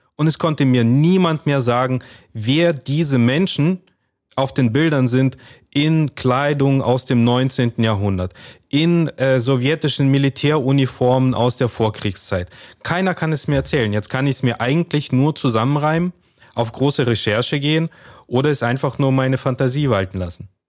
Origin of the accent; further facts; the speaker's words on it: Kazakhstan; now in Germany; Wir sind, äh, alle drei in Kasachstan geboren.